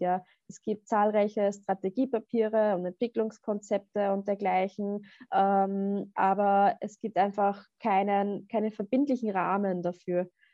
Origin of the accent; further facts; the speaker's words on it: Upper Austria, Austria; Also ich bin ja auch aus Oberösterreich